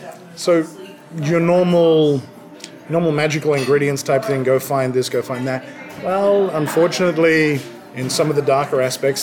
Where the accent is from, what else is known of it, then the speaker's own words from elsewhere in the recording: Australia; now in South Africa; I come from Oz. We grew up doing whatever the hell we wanted to do. Come over to South Africa and, no.